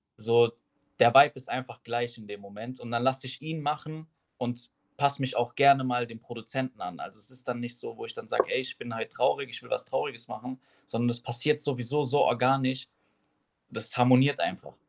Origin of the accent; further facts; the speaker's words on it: Schifferstadt, Rhineland-Palatinate, Germany; ich komme aus Schifferstadt